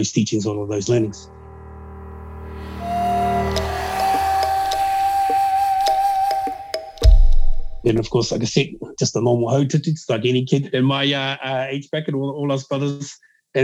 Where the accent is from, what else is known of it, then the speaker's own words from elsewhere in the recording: Auckland, New Zealand; also born or lived in Waiuku / Pukekohe / Hokianga; born and bred in the south side of Auckland